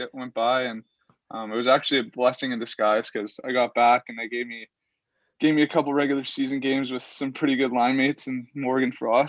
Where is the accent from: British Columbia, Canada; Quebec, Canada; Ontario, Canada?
Ontario, Canada; Sault Ste. Marie; I was obviously from Sault Ste. Marie